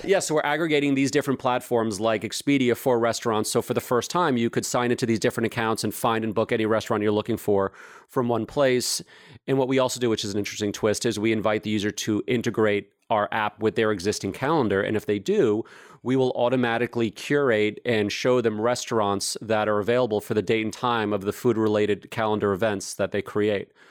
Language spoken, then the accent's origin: English; New York, United States; I grew up in New York, and frankly, growing up in growing up in New York in the 70s and 80s